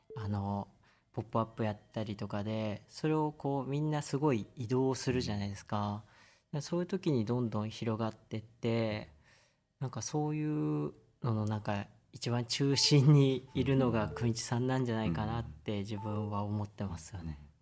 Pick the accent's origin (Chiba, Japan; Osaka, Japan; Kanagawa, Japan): Osaka, Japan; now in Tokyo, Japan; 僕大阪出身